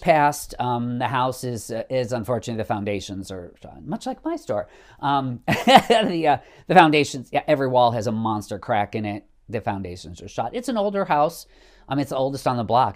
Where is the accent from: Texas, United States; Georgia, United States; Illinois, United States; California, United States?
Illinois, United States; Savannah; now in Chicago, United States; my hometown of Savannah.